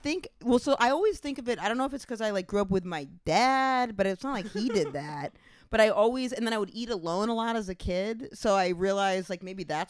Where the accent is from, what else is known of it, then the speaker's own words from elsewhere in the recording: Maine, United States; Is that because I grew up in Maine?